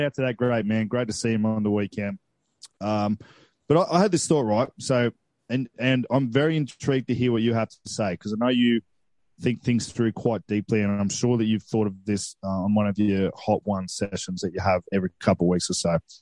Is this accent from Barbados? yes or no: no; Coffs Harbour, New South Wales, Australia; where I grew up in Coffs